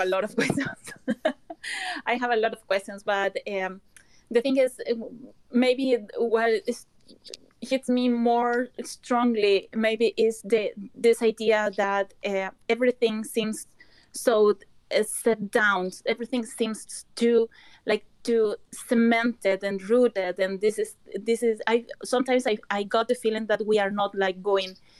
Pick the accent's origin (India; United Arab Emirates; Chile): Chile; now in Malmö, Sweden; I'm a Chilean